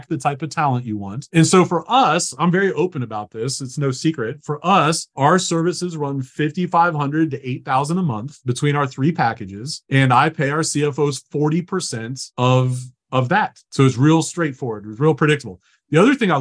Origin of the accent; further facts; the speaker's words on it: Lower Alabama, United States; I'm from Lower Alabama